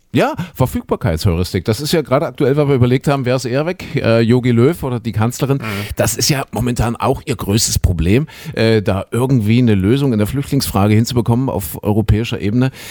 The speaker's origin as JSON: {"language": "German", "town": "Leipzig", "region": "Saxony", "country": "Germany", "tie": "born or raised there", "said": "wir waren ja damals, ja, Mensch, Schüler, 18 Jahre aus der DDR"}